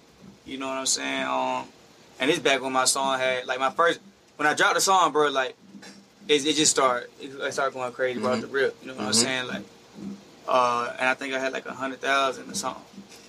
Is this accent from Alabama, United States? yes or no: yes; Opp, Alabama, United States; I'm from Alabama, man. Small city called Up.